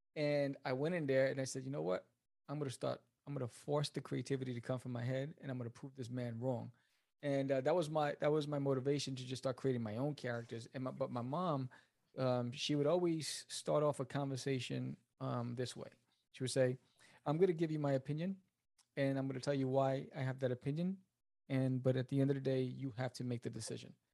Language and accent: English; New York City, New York, United States; moved away as an adult; also born or lived in Brooklyn / New Jersey; now in Dallas, United States; I was born in Brooklyn, raised in Queens, uh, moved to Jersey when I got married, and then now I'm in Texas